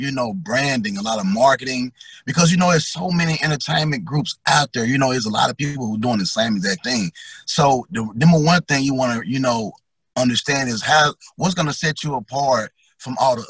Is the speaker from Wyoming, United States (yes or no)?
no; Memphis, Tennessee, United States; I'm from Memphis, Tennessee, North Memphis, Smoky City